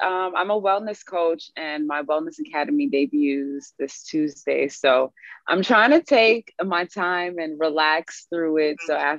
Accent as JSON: {"language": "English", "town": "New York City", "region": "New York", "country": "United States", "said": "I am from Brooklyn, New York."}